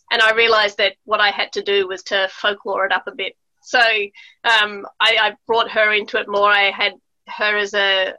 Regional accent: Melbourne, Victoria, Australia; also born or lived in United States / Italy; growing up in Australia, and I also was born in Melbourne, and then we moved to America for my early childhood, and we spent quite a lot of time in Italy, and then we moved back to Melbourne.

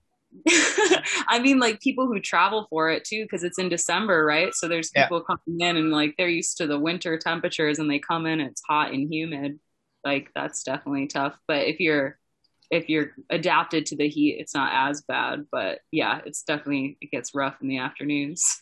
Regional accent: Twin Cities, Minneapolis–St. Paul, Minnesota, United States; moved away as an adult; I grew up in the Twin Cities, like just in the suburbs south of Minneapolis, St. Paul

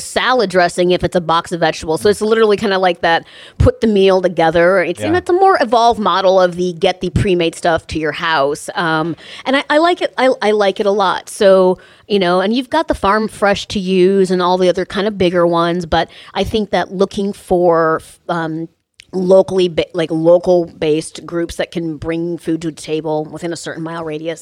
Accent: Chicago, Illinois, United States; moved away as an adult; also born or lived in Iowa; now in Los Angeles, United States; I grew up in Chicago.

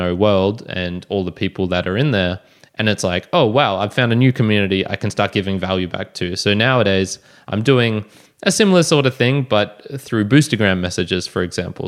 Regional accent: Australia; I'm an Aussie podcaster

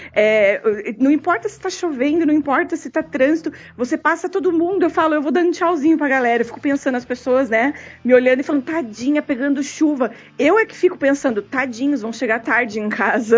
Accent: São Paulo, Brazil; moved away; Eu sou de São Paulo, eu, moro, eu tirei minha carteira em São Paulo

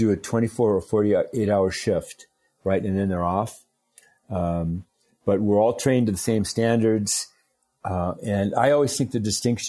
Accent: Minnesota, United States; I grew up in Minnesota, and Minnesota's very Scandinavian

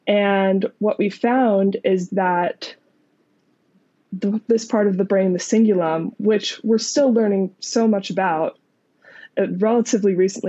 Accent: Pennsylvania, United States; also born or lived in Utah / Arizona; So I grew up in the United States, in many different states, but mostly in Pennsylvania near Philadelphia and also in Utah near Salt Lake City. And I finished high school near Phoenix.

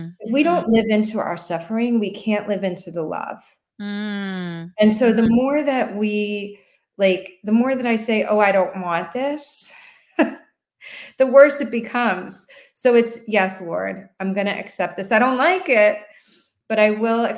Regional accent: New York, United States; moved away as an adult; also born or lived in Washington, District of Columbia, United States; now in Chincoteague, United States; I'm a New Yorker, you know, lived in DC for 30 years

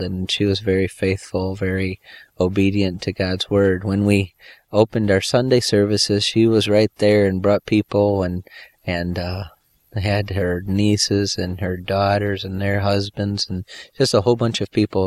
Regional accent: Michigan, United States; moved away as an adult; now in Costa Rica; I was born and raised in Michigan

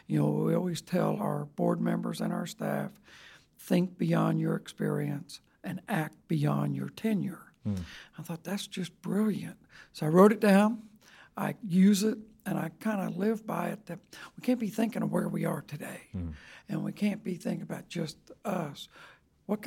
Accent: Pascagoula, Mississippi, United States; We moved a little bit when I was young, but from fifth grade on, I was raised in Pascagoula, Mississippi.

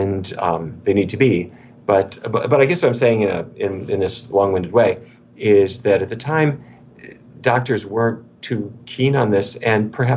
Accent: North Dakota, United States; now in Washington, D.C., United States; I grew up in North Dakota, which is kind of cowboy country.

